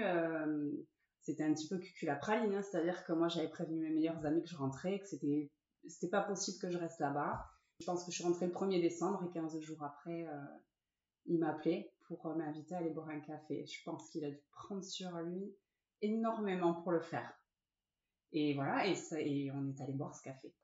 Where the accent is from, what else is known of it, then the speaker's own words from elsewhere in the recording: Ciboure, Nouvelle-Aquitaine, France; also born or lived in Saint-Jean-de-Luz / Sare / Bayonne; je suis née à Saint-Jean-de-Luz, et euh, j'ai grandi à Cibourg jusqu'à mes 14 ans. Et après, je suis partie à Sarre